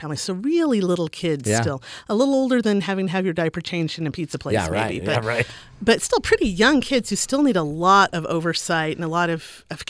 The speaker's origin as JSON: {"language": "English", "town": "Boise", "region": "Idaho", "country": "United States", "tie": "born or raised there", "also_born_or_lived": "Ohio", "moved": "yes", "lives_now": "Utah, United States", "said": "I grew up in Boise, Idaho"}